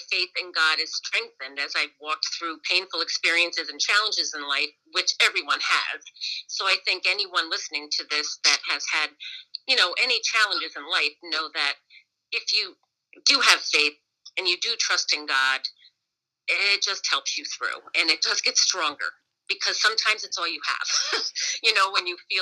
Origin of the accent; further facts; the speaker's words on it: Ravenna, United States; I'm from Ravenna, and always had a very supportive family in Ravenna